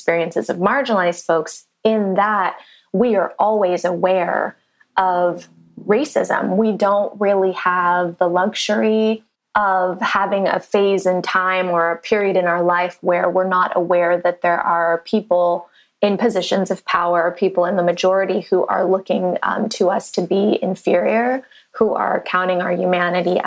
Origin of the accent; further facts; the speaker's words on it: San Diego, California, United States; moved away as an adult; also born or lived in Santa Barbara, California / Los Angeles, California; now in Nashville, United States; I grew up in San Diego, California